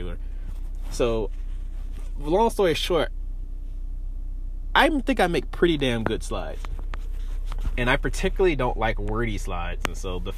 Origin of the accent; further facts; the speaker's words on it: Greenville, Mississippi, United States; moved away as an adult; also born or lived in Boise, Idaho; now in Champaign, United States; Greenville, Mississippi, which is my hometown